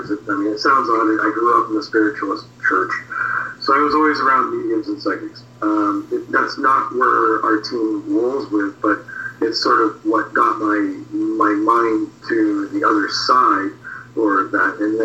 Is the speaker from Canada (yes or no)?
yes; just outside of Toronto, Ontario, Canada; I moved back to my hometown, like I'm just outside of Toronto